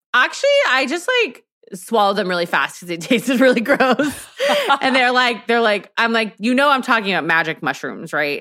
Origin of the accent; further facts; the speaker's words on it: Texas, United States; I'm from Texas